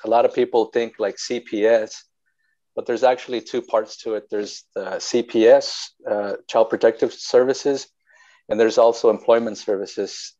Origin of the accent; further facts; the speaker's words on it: Wasco, California, United States; I'm actually from Wasco, born and raised there, and you know I think one of the few that that still live in the place that they were born